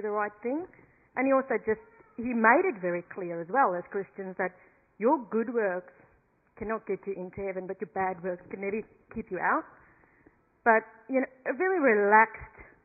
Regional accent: South Africa; moved away; We come from South Africa, and we've got quite a lot of South Africans in the church

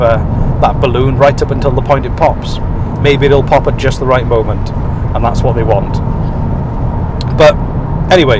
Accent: United Kingdom; moved away as an adult; now in Nova Scotia, Canada; a British person who is used to 10 degrees and drizzle

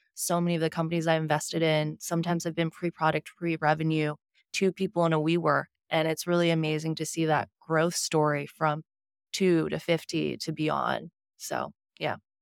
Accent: Houston, Texas, United States; moved away as an adult; also born or lived in Shanghai, China / New York; now in San Francisco, United States; I was born in Shanghai, I grew up in Houston.

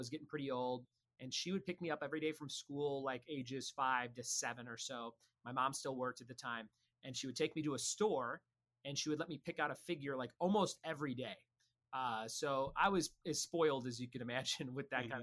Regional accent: Chicago, Illinois, United States; I grew up in Chicago and we just had stores everywhere

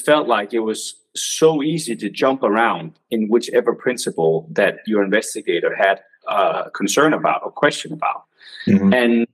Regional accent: Denmark; English is a second language; I'm from Denmark

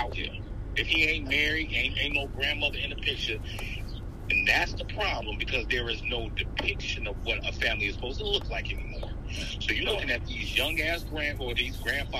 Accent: Chicago, Illinois, United States; I'm from the city, right? I'm from Chicago.

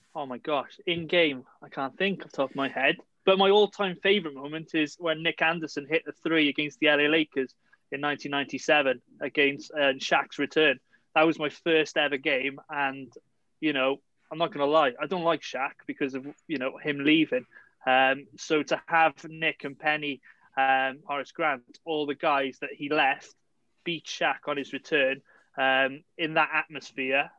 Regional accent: Cardiff, Wales, United Kingdom; my hometown team, Cardiff City

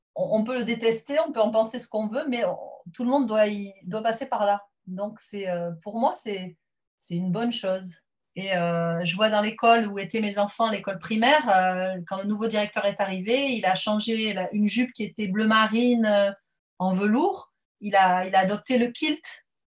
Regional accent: south-west France, France; moved away as an adult; now in England, United Kingdom; je suis originaire du sud-ouest de la France.

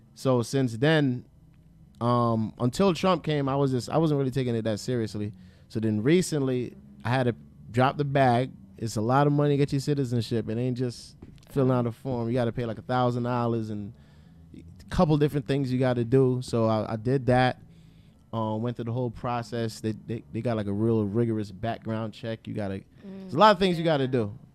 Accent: Atlantic City, New Jersey, United States; I'm from Atlantic City area, Atlantic City, Pleasantville, a Egg Harbor. That's that's where I'm from originally

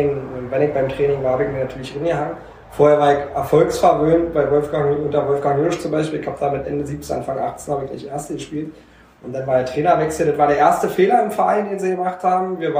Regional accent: Klöstershausen, Germany; Ich bin hier in Klöstershausen geboren und habe, äh, lass mich

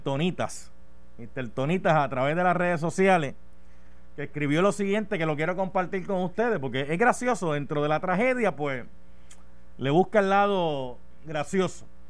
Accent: Puerto Rico; nuestra bendita isla

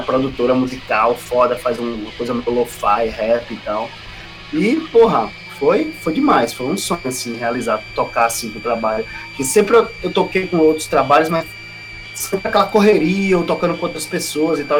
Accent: Ceará-Mirim, Rio Grande do Norte, Brazil; Sou do interior, aqui de Ceará Mirim, interior do Rio Grande do Norte.

